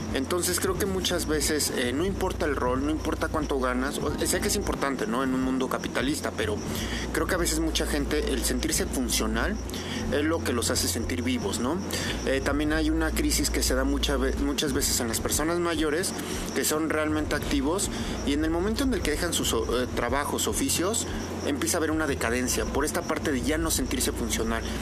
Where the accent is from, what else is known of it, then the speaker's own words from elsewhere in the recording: Mexico; nosotros como mexicanos